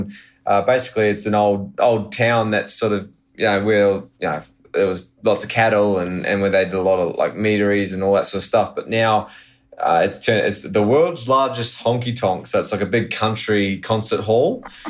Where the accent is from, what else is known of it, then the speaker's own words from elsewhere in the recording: New Zealand; born there; also born or lived in Australia; Well, I go into the spiel of, oh, well, I'm actually born in New Zealand, you know, lived a lot